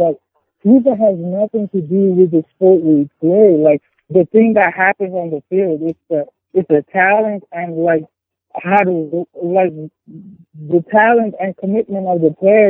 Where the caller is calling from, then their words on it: Baltimore, Maryland, United States; Hey, I'm … from Baltimore.